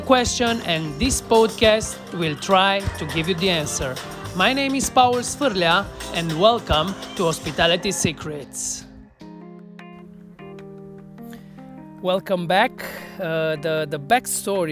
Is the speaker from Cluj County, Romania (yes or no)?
yes; Cluj-Napoca, Cluj County, Romania; organized the Untold Festival in my hometown